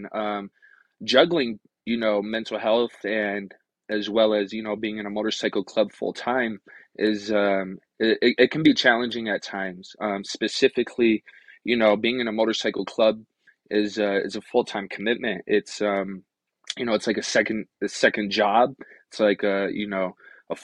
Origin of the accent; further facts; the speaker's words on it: Rochester, New York, United States; moved away as an adult; also born or lived in Akwesasne Mohawk Reservation; now in Reno, United States; I originally was born and raised in Rochester, New York